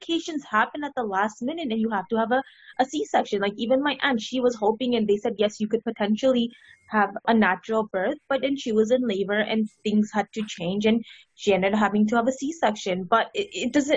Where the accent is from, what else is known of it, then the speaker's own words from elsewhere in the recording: India; my family's Indian, so I'm from India.